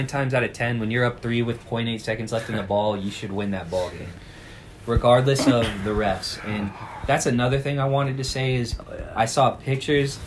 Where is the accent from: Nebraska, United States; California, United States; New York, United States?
Nebraska, United States; Omaha; we're from Omaha.